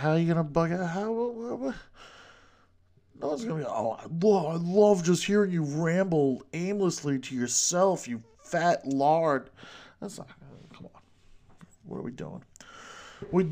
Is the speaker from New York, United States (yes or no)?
yes; New York, United States; accent: New York; I'm from New York